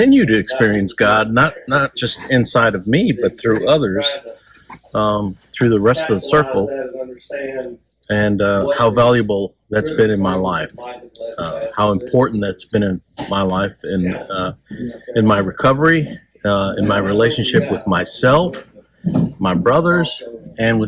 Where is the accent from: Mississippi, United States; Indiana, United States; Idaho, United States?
Mississippi, United States; Flowood; I am from Flowood, Mississippi.